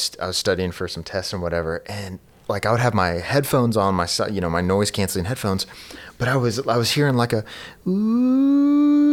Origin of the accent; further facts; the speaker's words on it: the South, United States; also born or lived in Pennsylvania; I was born and raised in the South